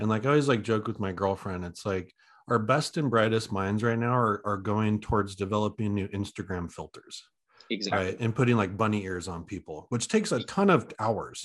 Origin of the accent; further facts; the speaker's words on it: Oregon, United States; I'm from Oregon, so I know the area really well